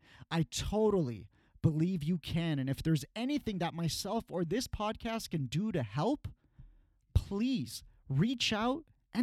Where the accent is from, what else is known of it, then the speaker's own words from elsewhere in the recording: Iran; moved away; my home country